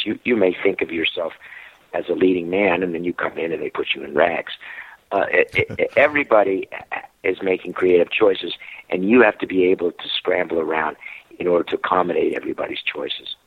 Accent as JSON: {"language": "English", "region": "New Jersey", "country": "United States", "moved": "yes", "said": "I'm from New Jersey"}